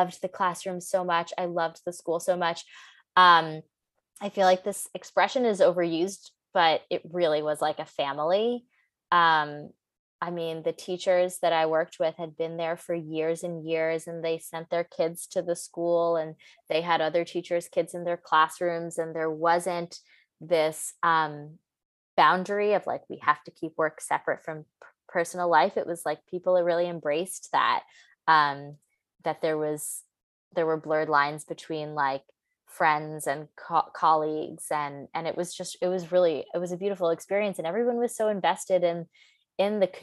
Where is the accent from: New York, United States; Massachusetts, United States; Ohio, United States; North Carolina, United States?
New York, United States; New York City; moved away as an adult; also born or lived in Italy / London / Austin, Texas; I grew up in Manhattan, and the subway and that kind of thing